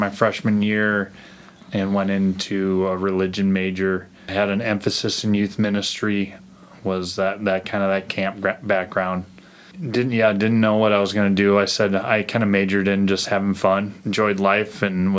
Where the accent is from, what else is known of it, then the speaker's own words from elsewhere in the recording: Fort Dodge, Iowa, United States; moved away as an adult; I grew up in Iowa. Originally from Fort Dodge, Iowa, and went to Fort Dodge High